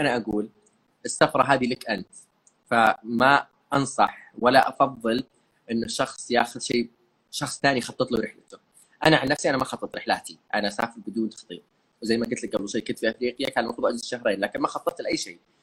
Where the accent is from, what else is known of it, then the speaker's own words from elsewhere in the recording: Saudi Arabia; عندنا في السعوديه والخليج عموما